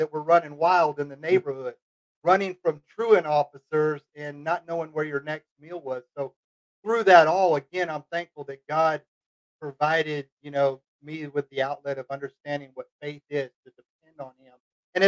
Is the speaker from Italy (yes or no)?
no; Fort Worth, Texas, United States; also born or lived in Weatherford, Texas; growing up in Dallas, Fort Worth